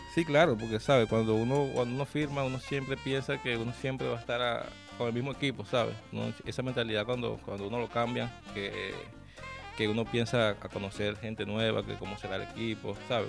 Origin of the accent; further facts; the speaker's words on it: Barcelona, Anzoátegui, Venezuela; allá en Barcelona donde soy